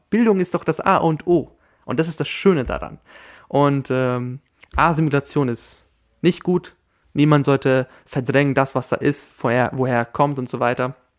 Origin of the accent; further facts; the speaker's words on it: Austria; first language German; in Österreich geboren zu sein und Österreicher zu sein.